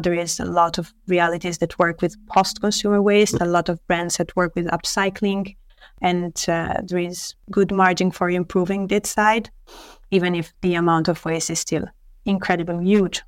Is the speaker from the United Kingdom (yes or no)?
no; Italy; moved away as an adult; also born or lived in Paris, France; I was born in Italy, and uh, I studied for the first years of my life in a university here in Italy